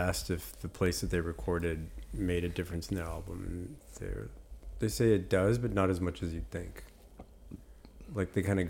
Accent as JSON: {"language": "English", "region": "Florida", "country": "United States", "tie": "born or raised there", "moved": "yes", "said": "I grew up in Florida"}